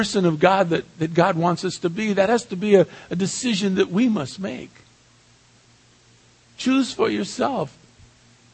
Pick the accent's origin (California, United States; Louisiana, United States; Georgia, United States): California, United States; San Pedro; moved away; back to my hometown of San Pedro